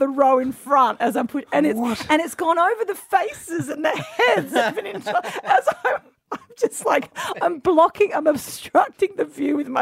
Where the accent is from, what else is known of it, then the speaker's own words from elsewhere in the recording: Adelaide, South Australia, Australia; I'm from Adelaide